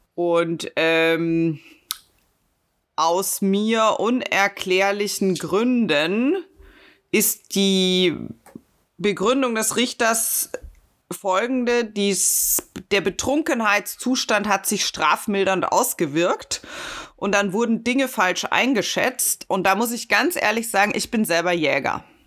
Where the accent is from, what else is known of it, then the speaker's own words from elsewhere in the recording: Munich, Bavaria, Germany; Ich bin Münchner